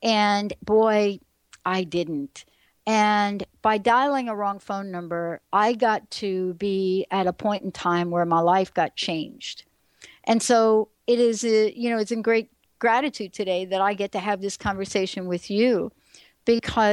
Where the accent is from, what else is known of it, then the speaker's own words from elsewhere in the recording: New York, United States; moved away as an adult; now in Seattle, United States; this kid growing up in the Bronx in New York